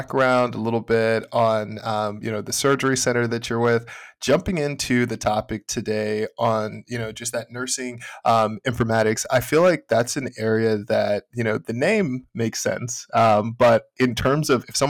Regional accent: Houston, Texas, United States; I'm from Houston

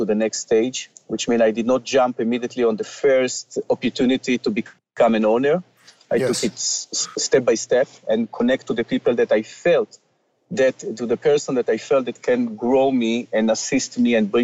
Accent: Ra'anana, Central District, Israel; moved away as an adult; now in Canada; I came from a small town in Israel called Ra'anana.

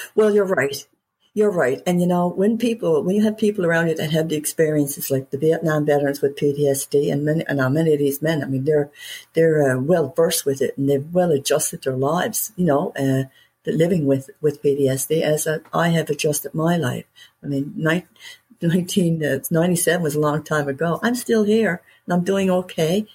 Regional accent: Newfoundland and Labrador, Canada; I'm a Newfoundlander. Okay, I live in Canada

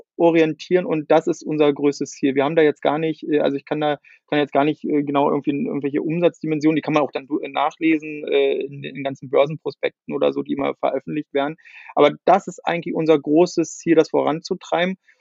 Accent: Brandenburg, Germany; also born or lived in Sweden; ich komme ja hier auch aus, aus, äh, aus Ostdeutschland, aus der Nähe von Berlin

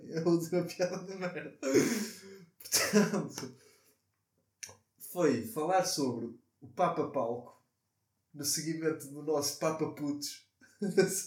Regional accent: Portugal; E como tugas que nós somos, e somos tão bons a receber

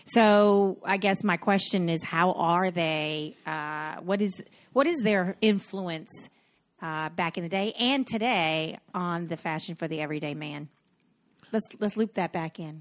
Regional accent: Cocoa Beach, Florida, United States; I'm from Cocoa Beach, Florida

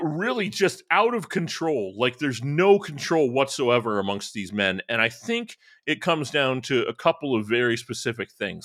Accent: Northwest Indiana, United States; I grew up in Northwest Indiana

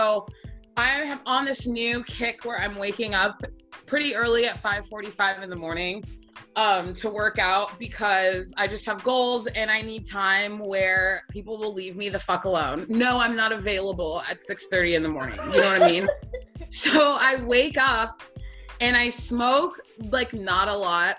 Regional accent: Atlanta, Georgia, United States; also born or lived in Knoxville, Tennessee; I am originally from Atlanta, Georgia

